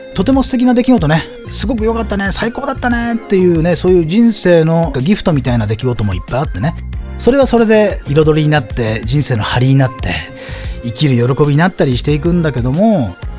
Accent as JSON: {"language": "Japanese", "region": "Tohoku", "country": "Japan", "tie": "born or raised there", "said": "僕は東北の、ね、出身で、僕自身も被災した"}